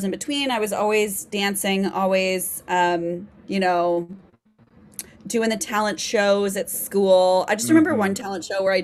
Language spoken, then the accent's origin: English; Kansas City, United States; also born or lived in Nebraska; now in New York City, United States; I grew up in Kansas City, like you said. I was actually born in Nebraska, but who cares? I grew up in Kansas City